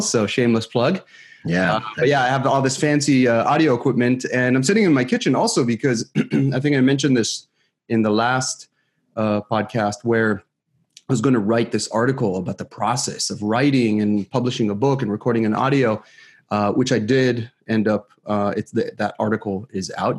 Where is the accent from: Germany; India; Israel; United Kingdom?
Israel; moved away as an adult; now in San Francisco Bay Area, United States; I was born and raised in Israel